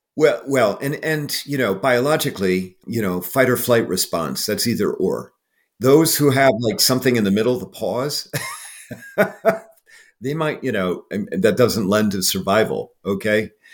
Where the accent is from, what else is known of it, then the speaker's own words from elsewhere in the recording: Iowa, United States; I grew up in Iowa